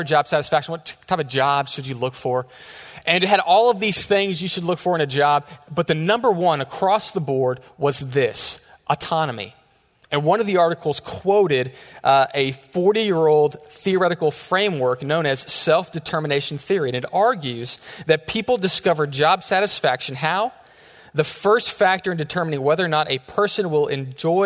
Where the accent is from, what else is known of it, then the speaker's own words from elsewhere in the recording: Texas, United States; We're from Texas